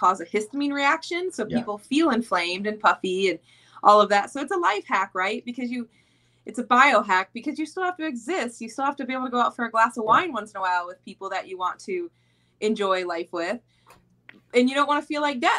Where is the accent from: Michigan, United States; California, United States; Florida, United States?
Michigan, United States; Flint; moved away; I'm originally from Flint, Michigan.